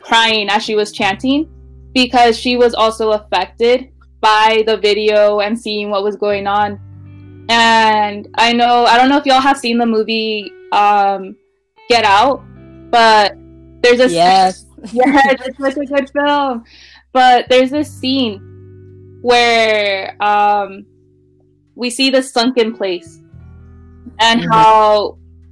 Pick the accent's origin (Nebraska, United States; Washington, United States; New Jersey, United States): Washington, United States; Wenatchee; also born or lived in California; when I moved to Wenatchee